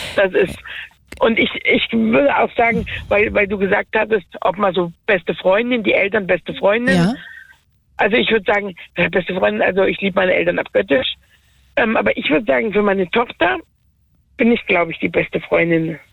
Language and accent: German; Werra-Meißner-Kreis, Hesse, Germany; also born or lived in Gießen district; ich bin ja im Werra-Meister-Kreis ähm, geboren und meine Adoptiveltern kommen aus dem Gießener Kreis